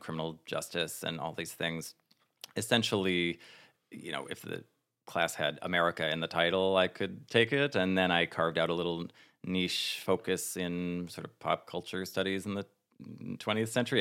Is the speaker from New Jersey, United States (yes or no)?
yes; northern New Jersey, United States; moved away as an adult; also born or lived in Plano, Texas; now in New York, United States; I was born in Plano, Texas, and I didn't grow up there. I grew up in New Jersey, northern New Jersey, and then I've been in New York for ten years